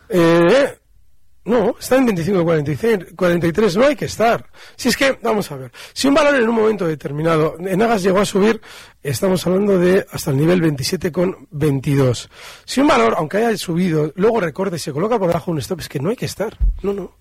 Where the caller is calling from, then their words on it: Barcelona, Catalonia, Spain; Hola, buenos días. … de Barcelona.